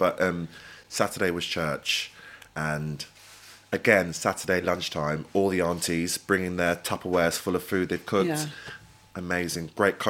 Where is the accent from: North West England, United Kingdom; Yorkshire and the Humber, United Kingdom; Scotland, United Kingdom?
North West England, United Kingdom; Preston; also born or lived in Montserrat; now in London, United Kingdom; We moved to London initially, and then we moved to Preston.